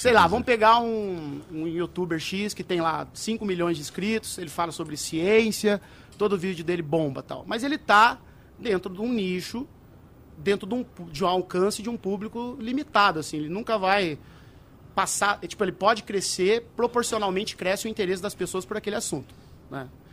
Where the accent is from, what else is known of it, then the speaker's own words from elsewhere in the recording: Brazil; moved away as an adult; nasci, criado lá em Saltaré